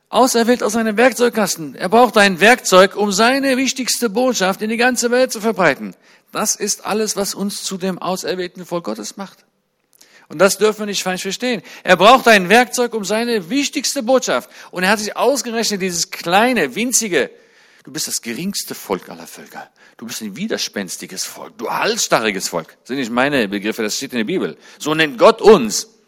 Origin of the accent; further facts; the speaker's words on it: Israel; also born or lived in Germany; Für die, die sich wundern, weshalb ich als Israeli Deutsch spreche, das kommt daher, ich bin in Deutschland geboren und mit elf Jahren nach Israel eingewandert und seitdem lebe ich dort.